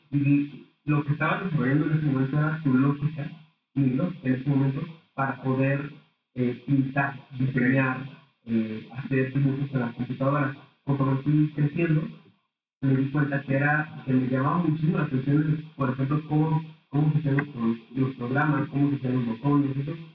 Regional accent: Aguascalientes, Mexico; aquí en el estado de Aguascalientes

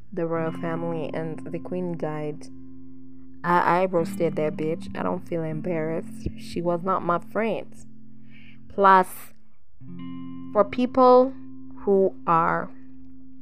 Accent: Kenya; I'm from Kenya.

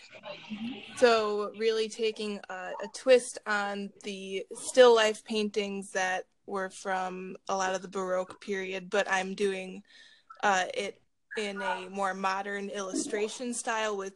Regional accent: Chicago, Illinois, United States; also born or lived in Harwood Heights, Illinois; my high school was in more so the suburbs, but I grew up in Chicago

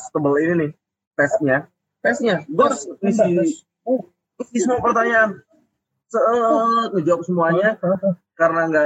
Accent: Jakarta, Indonesia; moved away as an adult; now in Bandung, Indonesia; ketika masuk ke Bandung kan gue dari Jakarta ya eh. pindah ke Bandung buat kuliah

